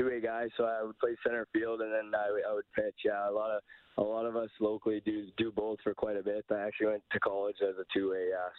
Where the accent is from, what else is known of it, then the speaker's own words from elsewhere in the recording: Ardrossan, Alberta, Canada; also born or lived in Sherwood Park, Alberta; I grew up outside in Ardrossan, about 15 minutes outside, and then I ended up moving into Sherwood Park to play.